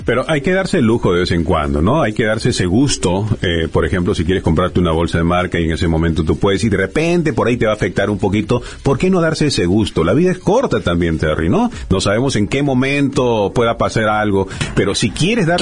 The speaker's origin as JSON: {"language": "Spanish", "country": "Peru", "moved": "yes", "said": "yo soy de Perú y cada cierto tiempo viajo a Perú"}